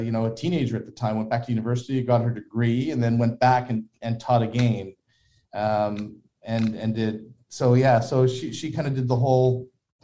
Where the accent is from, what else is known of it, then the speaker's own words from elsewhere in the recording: Toronto, Ontario, Canada; I was at Mount Sinai, which is in Toronto, and grew up in, you know, in kind of Henry Farms area, Don Mills and Shepherd area.